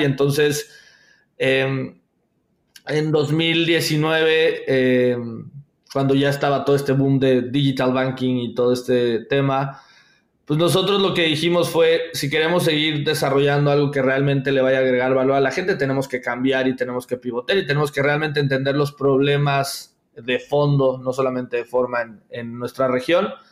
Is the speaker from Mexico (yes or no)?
yes; Veracruz, Mexico; yo trabajaba en una institución financiera muy pequeña a nivel local en, en Veracruz, yo soy de Veracruz